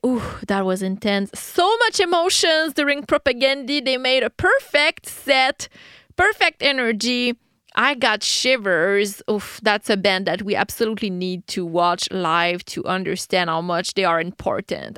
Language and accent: English; Quebec, Canada; I'm from Quebec in Canada